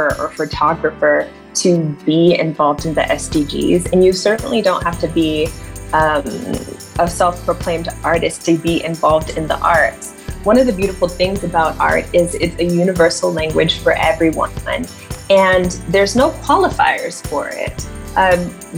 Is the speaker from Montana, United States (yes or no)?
no; California, United States; moved away as an adult; I'm from California originally